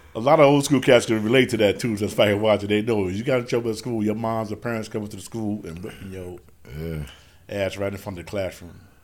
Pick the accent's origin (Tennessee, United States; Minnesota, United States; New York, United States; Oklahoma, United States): New York, United States; New York City; we from 40 projects. That's in South Jamaica, Queens. Born and raised right there in the hood, right in 40